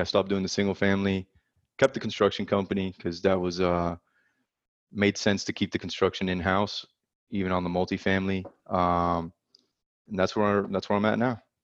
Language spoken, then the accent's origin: English; South Florida, United States; moved away as an adult; now in Dallas, United States; I'm originally from South Florida